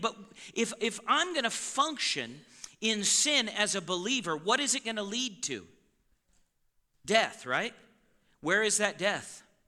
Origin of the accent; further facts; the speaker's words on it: Yellowstone Boys and Girls Ranch, Montana, United States; I was raised around the Yellowstone Boys and Girls Ranch, so I know how to slaughter a cow